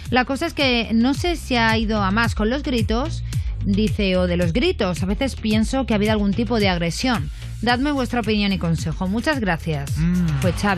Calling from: Barcelona, Catalonia, Spain; de Barcelona y tengo un conocido que tiene dos perros

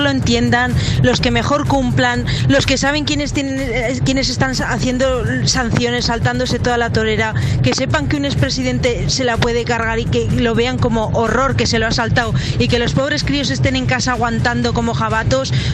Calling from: Zaragoza, Aragon, Spain; de Zaragoza. Nada, simplemente es un mensaje ahora que estoy oyendo a tus hijos

